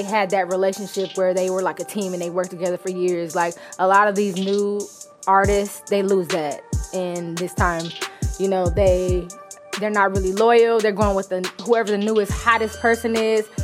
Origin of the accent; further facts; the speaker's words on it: Inglewood, California, United States; I'm from Inglewood.